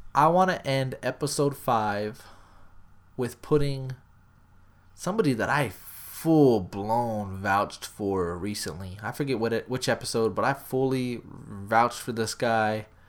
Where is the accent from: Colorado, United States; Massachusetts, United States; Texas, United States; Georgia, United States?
Texas, United States; Smithville; growing up in Smithfield, Texas, A K A Screwville